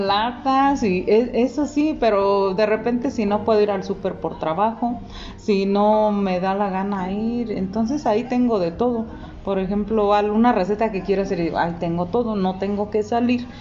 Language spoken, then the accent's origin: Spanish; Mexico; nosotros como mexicanos